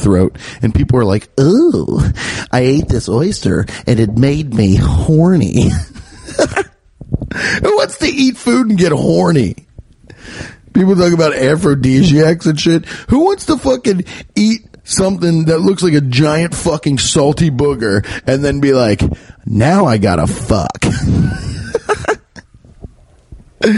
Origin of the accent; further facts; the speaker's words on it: Midwest, United States; my Midwestern palate